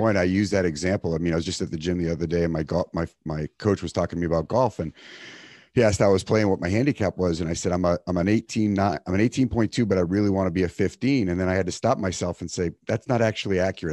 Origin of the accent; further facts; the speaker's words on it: East Coast, United States; now in California, United States; I grew up on the East Coast